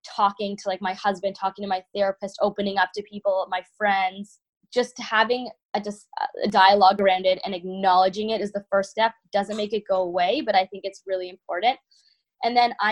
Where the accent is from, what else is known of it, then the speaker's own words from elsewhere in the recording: Toronto, Ontario, Canada; moved away as an adult; now in Michigan, United States; when I moved to Michigan from Toronto, you know, I'm Canadian. I grew up in winters a lot my whole life.